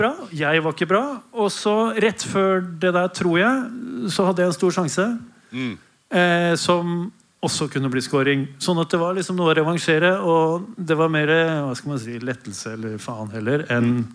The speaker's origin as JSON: {"language": "Norwegian", "region": "Oslo", "country": "Norway", "tie": "born or raised there", "also_born_or_lived": "Denmark", "said": "jeg er født i Danmark og vokste opp på Oslo vest"}